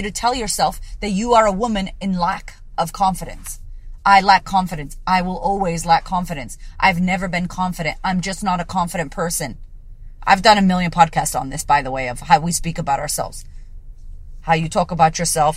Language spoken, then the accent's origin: English; Puerto Rico; also born or lived in United States; now in Australia; a Puerto Rican woman living in Australia